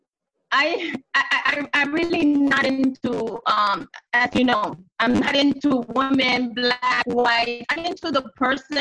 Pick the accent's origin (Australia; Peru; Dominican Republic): Dominican Republic; I'm from the Caribbean